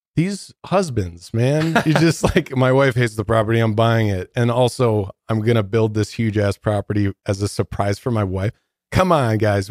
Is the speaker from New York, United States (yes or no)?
no; Detroit, Michigan, United States; now in Denver, United States; I'm from Detroit